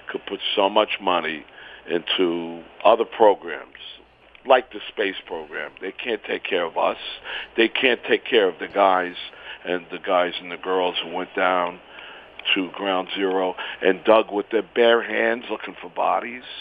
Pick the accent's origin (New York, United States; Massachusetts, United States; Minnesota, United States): New York, United States; Westchester; also born or lived in Bronx, New York; I live in the Bronx right now on City Island. I grew up in Westchester. Um, yeah, I'm a New York native.